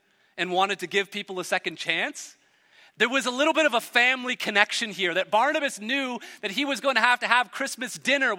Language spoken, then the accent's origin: English; Hamilton, Ontario, Canada; I grew up in Hamilton, a steel town